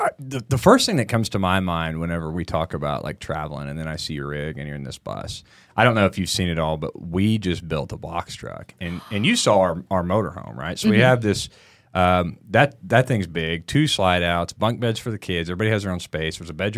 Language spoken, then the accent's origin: English; Missouri, United States; also born or lived in Texas; Yeah, like I was born in Missouri.